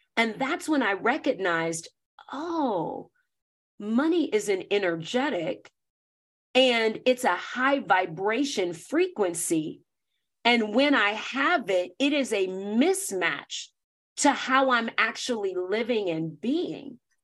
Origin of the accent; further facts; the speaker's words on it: the South, United States; I grew up Black in the South, in North America